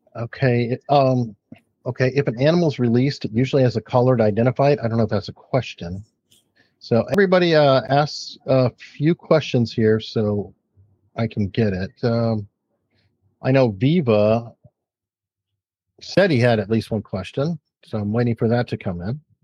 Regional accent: Tucson, Arizona, United States; I grew up in Tucson, Arizona

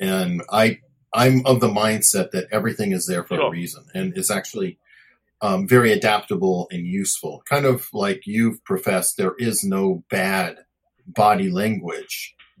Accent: United States; as an American

